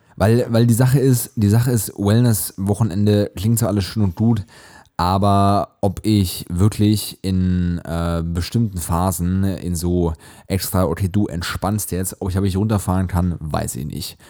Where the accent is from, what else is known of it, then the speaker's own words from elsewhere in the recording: Hesse, Germany; bei uns in Hessen